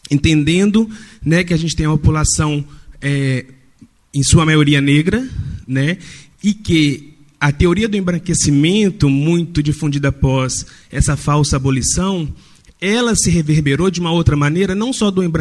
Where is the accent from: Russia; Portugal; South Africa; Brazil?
Brazil; é, enquanto brasileiros sobre a nossa reconciliação, a necessidade da nossa reconciliação com a nossa história.